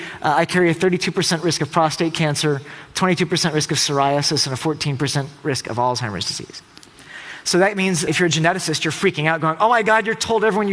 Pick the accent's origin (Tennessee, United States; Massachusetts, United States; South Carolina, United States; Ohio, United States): Tennessee, United States; I'm from Tennessee